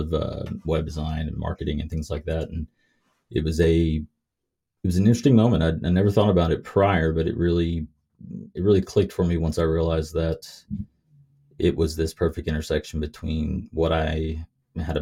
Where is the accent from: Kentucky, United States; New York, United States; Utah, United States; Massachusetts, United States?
Kentucky, United States; moved away; I grew up in Kentucky